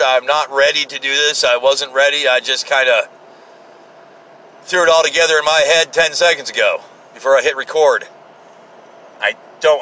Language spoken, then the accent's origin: English; United States; as an American